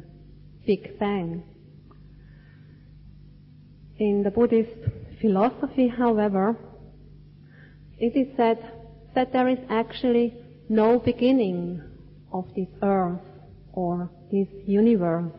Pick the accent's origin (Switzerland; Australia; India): Switzerland; moved away; where I grew up in Switzerland, we definitely had four distinct seasons